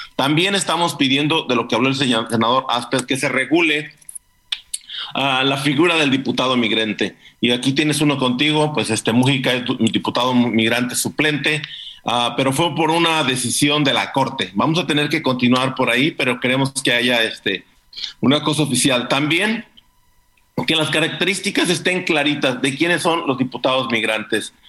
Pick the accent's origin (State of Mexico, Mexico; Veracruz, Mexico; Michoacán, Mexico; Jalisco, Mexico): Michoacán, Mexico; now in United States; es un polito que se llama Cuicho del Canje, entre Pátzcuaro y Morelia